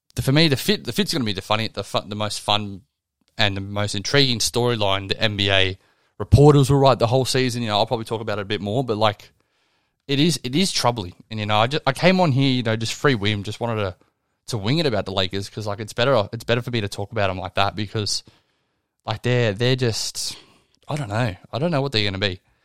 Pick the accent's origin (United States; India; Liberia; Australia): Australia; I'm Australian